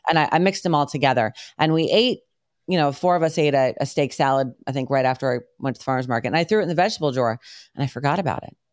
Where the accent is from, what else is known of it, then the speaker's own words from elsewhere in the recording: United States; moved away; also born or lived in New York / Connecticut; we grew up in New York and then Connecticut.